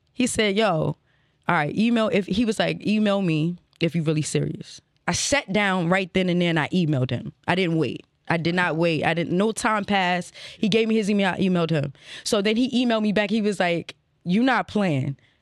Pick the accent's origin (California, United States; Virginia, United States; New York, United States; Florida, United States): Virginia, United States; Alexandria; also born or lived in Prince George's County, Maryland; now in Baltimore, United States; I was raised in Virginia, you know what I'm saying? Uh, what, Alexandria